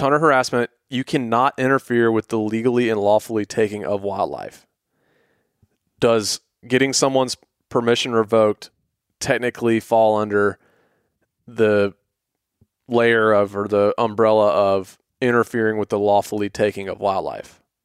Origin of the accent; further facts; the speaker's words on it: Atlanta, Georgia, United States; we're from, we grew up in Atlanta